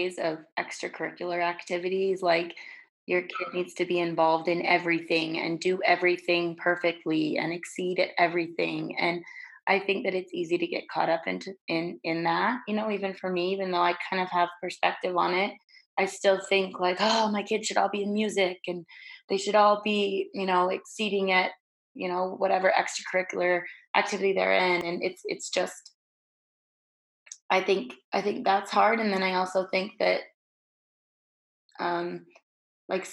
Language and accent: English; Salt Lake City, Utah, United States; growing up in Salt Lake City, there's a lot of big like Mormon families